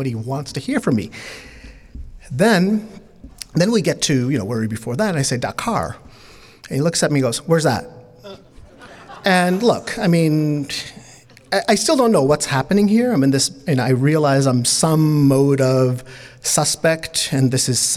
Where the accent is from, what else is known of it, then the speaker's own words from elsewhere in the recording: New York City, New York, United States; English is a second language; also born or lived in Bangladesh; I was born in Bangladesh. I was raised in New York City, so English is a second language for me